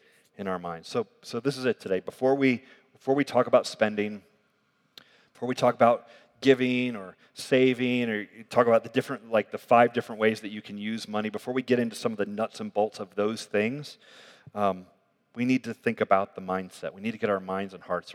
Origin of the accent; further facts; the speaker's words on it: United States; I'm like American